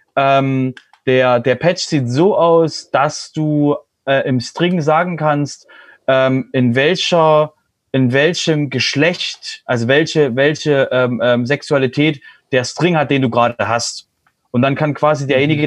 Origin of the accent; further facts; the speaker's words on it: Germany; wir als Deutsche